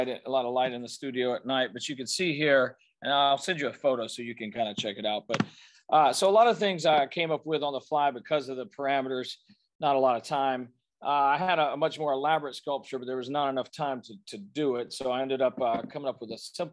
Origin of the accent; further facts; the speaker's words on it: Birmingham, Alabama, United States; that's my hometown. That's where I am right now